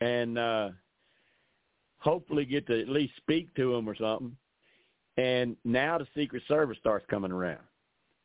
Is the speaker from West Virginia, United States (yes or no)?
no; Arkansas, United States; I'm from Arkansas